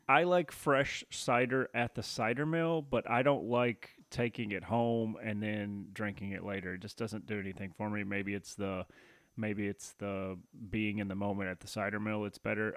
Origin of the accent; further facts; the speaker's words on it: Tennessee, United States; now in Michigan, United States; I grew up in Tennessee